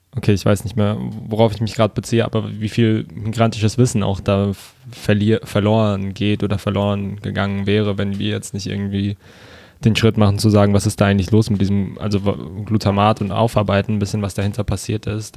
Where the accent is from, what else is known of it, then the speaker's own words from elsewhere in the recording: Germany; Und aufgewachsen hier in Deutschland